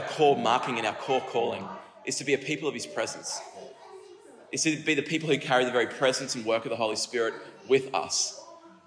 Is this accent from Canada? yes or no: no; Kallangur, Queensland, Australia; I grew up in Kalanga.